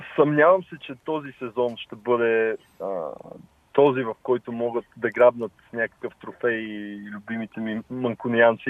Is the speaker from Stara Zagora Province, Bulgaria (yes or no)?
no; Lozen, Sofia City, Bulgaria; аз се гордея от, с корените си а, че съм от, от България, от София, по-точно от Лозен.